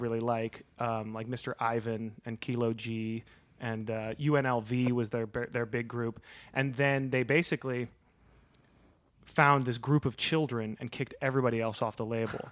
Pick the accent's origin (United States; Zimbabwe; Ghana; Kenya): United States; Berkeley, California; now in Los Angeles, United States; I live in Los Angeles, but I grew up, uh, in Berkeley